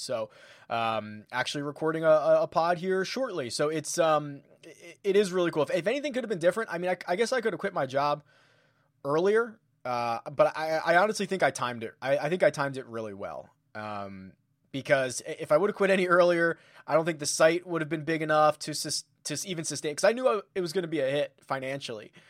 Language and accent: English; Philadelphia, Pennsylvania, United States; moved away; I'm originally from Philadelphia